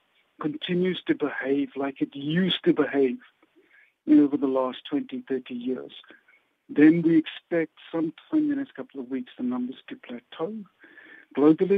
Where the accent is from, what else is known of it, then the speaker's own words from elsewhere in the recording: South Africa; as a South African and as a doctor